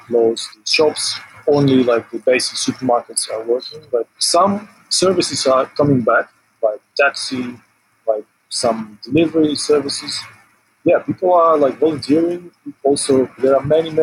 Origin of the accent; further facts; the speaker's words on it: Western Ukraine, Ukraine; also born or lived in Ural, Russia; now in Kyiv, Ukraine; originally, I'm from western Ukraine, and I grew up on the Soviet and Polish-Ukrainian-Polish border.